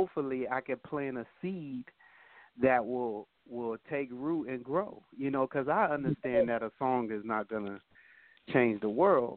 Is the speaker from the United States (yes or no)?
yes; Boston, Massachusetts, United States; now in Akron, United States; I'm from Boston, Massachusetts, and I am residing in Akron, Ohio at the moment